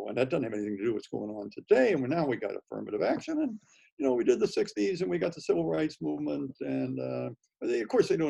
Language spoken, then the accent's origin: English; St. Louis, Missouri, United States; I was growing up in St. Louis in the 40s and the 50s and the 60s